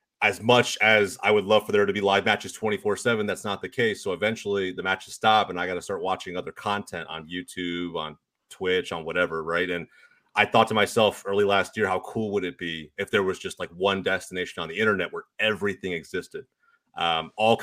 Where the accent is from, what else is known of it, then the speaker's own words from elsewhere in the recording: Dallas, Texas, United States; I grew up here in the Dallas, Texas area